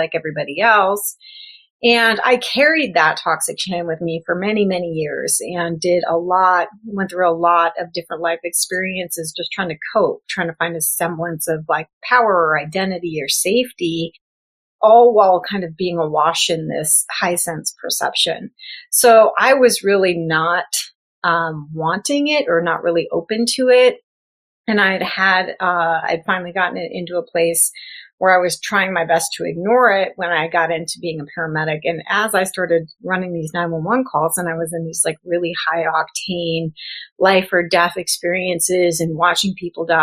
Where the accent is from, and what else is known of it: South Dakota, United States; born or raised there; also born or lived in Florida / Los Angeles / New Mexico; now in California, United States